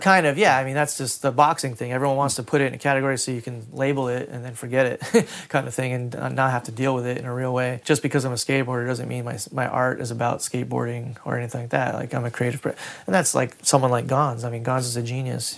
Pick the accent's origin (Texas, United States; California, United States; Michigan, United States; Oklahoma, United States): California, United States; Huntington Beach; I grew up in Huntington Beach where it was surf culture